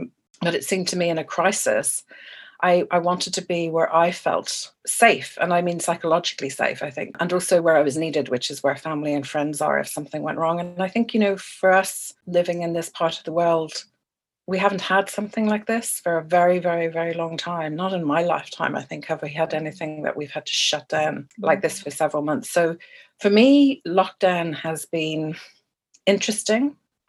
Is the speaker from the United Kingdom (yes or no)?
no; Ireland; I have lived around red post boxes and red buses more than I have green ones, even though I am Irish